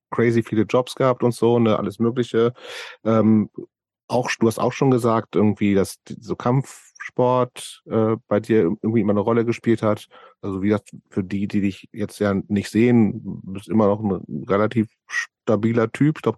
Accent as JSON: {"language": "German", "town": "Göttingen", "region": "Lower Saxony", "country": "Germany", "tie": "born or raised there", "said": "ich bin in Göttingen lange Zeit groß geworden"}